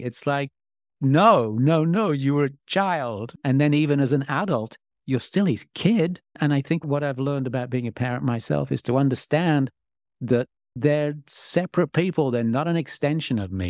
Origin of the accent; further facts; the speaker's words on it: England, United Kingdom; I'm English